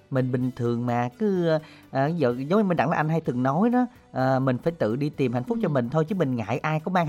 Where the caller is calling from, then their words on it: Mỏ Cày Nam, Bến Tre, Vietnam; ở ờ, bên Mỏ Cài Nam.